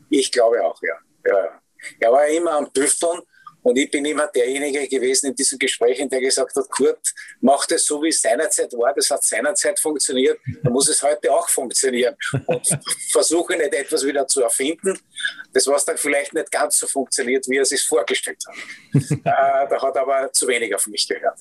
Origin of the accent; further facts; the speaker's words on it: Austria; wo wir als Österreicher ja bekannt dafür waren